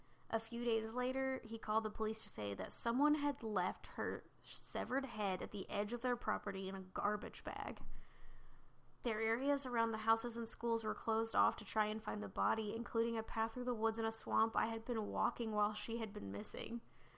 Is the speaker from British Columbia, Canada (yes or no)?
yes; British Columbia, Canada; so I grew up on Vancouver Island in BC, Canada. I was going to, British Columbia.